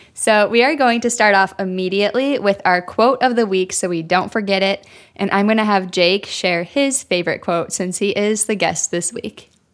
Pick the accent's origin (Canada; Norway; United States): United States; Illinois; moved away as an adult; now in New York City, United States; I'm from Illinois